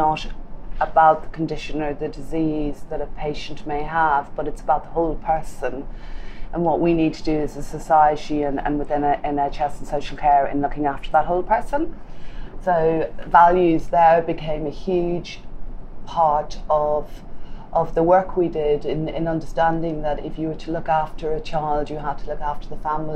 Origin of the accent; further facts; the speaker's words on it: Galway, Connacht, Ireland; moved away; I come from the west coast of Ireland, from Galway